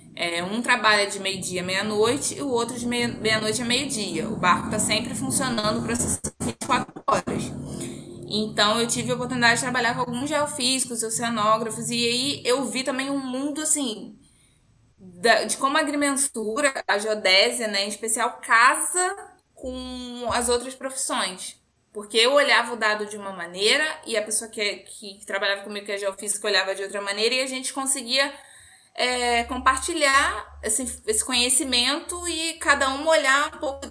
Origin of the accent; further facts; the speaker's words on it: Macaé, Rio de Janeiro, Brazil; also born or lived in Seropédica; eu nasci em Macaé, que é a cidade do petróleo, toda essa coisa lá. Eu cresci, assim, até a minha oitava série envolta nessa história toda de Petrobras